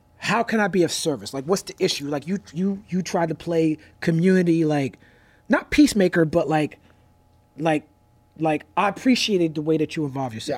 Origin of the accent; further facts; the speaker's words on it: New York City, New York, United States; I grew up in New York City, raised by educators